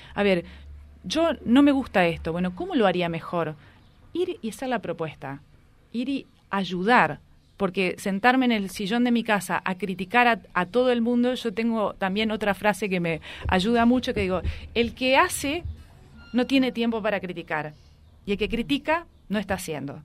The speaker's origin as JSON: {"language": "Spanish", "town": "Reconquista", "region": "Santa Fe", "country": "Argentina", "tie": "born or raised there", "said": "donde yo nací, donde crecí"}